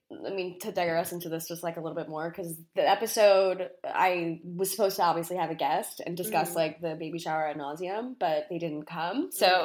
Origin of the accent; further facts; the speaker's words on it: Long Island, New York, United States; I'm from Long Island.